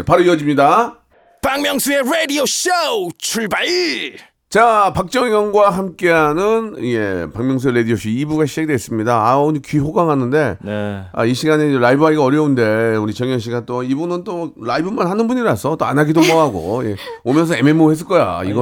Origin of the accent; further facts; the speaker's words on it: Gunsan, North Jeolla, South Korea; 서울, 부산, 대구, 군산 고향이거든요.